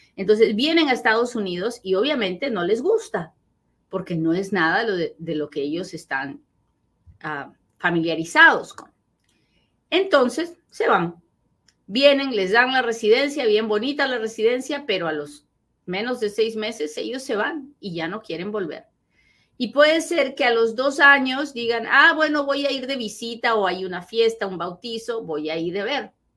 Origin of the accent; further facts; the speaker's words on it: Peru; now in United States; así hablo, pues soy bien peruana, así hablo